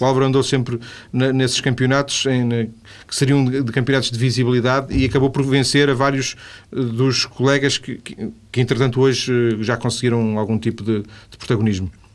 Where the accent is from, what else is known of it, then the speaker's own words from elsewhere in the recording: Vila do Conde, Norte, Portugal; eu sou de Vila de Conde